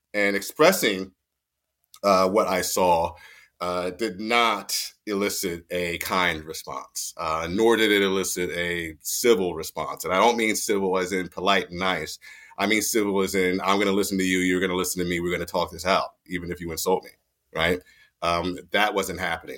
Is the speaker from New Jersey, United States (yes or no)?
yes; Mount Holly, New Jersey, United States; moved away as an adult; also born or lived in Fort Dix, New Jersey; born and raised in Mount Holly, New Jersey, uh, southern New Jersey, not northern New Jersey